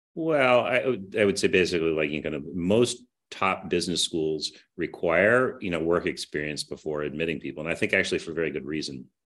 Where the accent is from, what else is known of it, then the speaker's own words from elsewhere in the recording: Kansas City, United States; moved away as an adult; also born or lived in Herington, Kansas / New York; I grew up in Kansas City